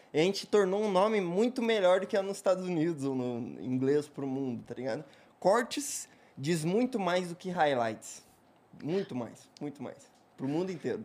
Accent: Curitiba, Paraná, Brazil; eu sou curitibano não praticante

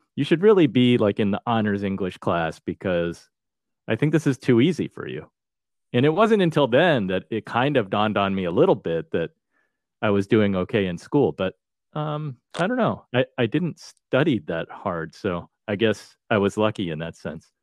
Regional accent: Chatham, New Jersey, United States; also born or lived in New York / Boston; I grew up in the town of Chatham, New Jersey.

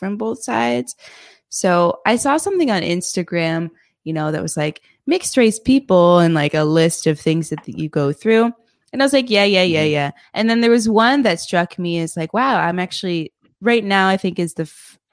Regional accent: United States; moved away as an adult; now in Indonesia; I'm American

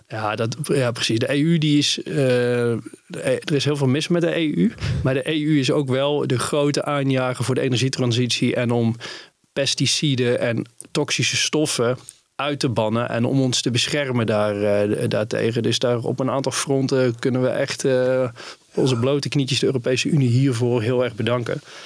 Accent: Netherlands; ik als Nederlander

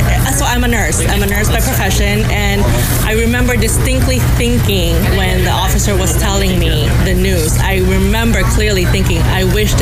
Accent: Woodland Hills, California, United States; Woodland Hills.

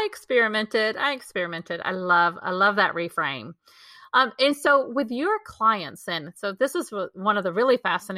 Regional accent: Texas, United States; growing up in Texas

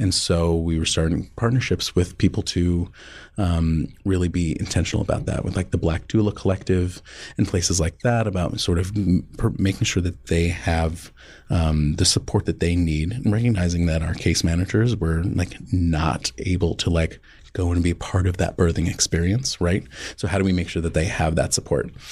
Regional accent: Boston, Massachusetts, United States; moved away as an adult; now in Omaha, United States; I'm originally from the Boston area

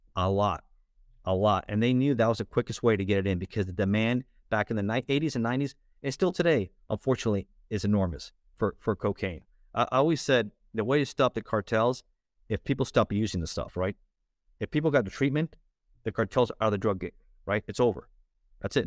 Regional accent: Miami, Florida, United States; also born or lived in Los Angeles, California; I was born in Los Angeles, in, in California, uh, but raised in South Florida, in, uh, Miami

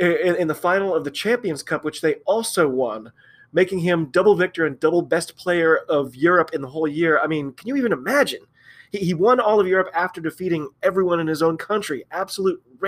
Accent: United States; I'm an American rugby fan

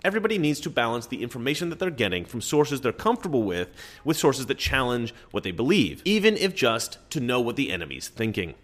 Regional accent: Oregon, United States; I'm from Oregon

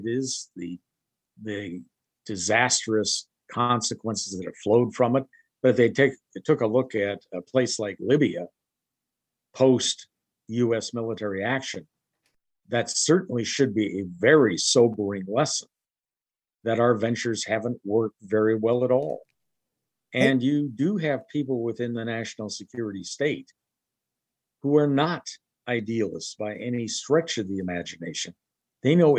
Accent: United States; as an American

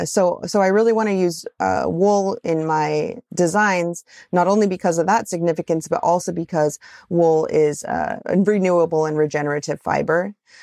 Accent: Pacific Northwest, United States; I run super hot. I'm from the Northwest.

